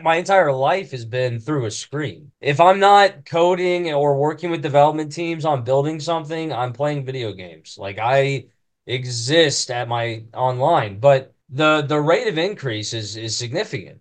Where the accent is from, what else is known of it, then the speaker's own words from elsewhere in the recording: Maineville, Ohio, United States; Come from Mainville, Ohio. I think we got 1,300 people. It's about an hour north of Cincy